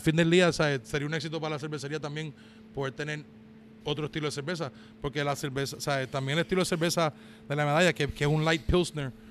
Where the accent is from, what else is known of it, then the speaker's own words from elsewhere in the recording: Puerto Rico; now in Georgia, United States; yo cuando me crié en Puerto Rico